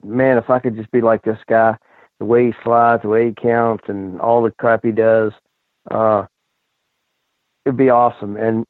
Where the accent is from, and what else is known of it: Richmond, Virginia, United States; born or raised there